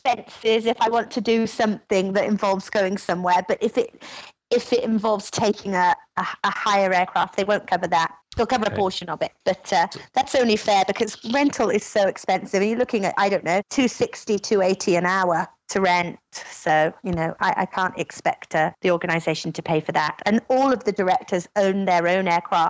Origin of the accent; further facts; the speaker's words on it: Wales, United Kingdom; moved away as an adult; now in Sydney, Australia; I'm originally from Wales a long time ago, but I've been out here about 20 years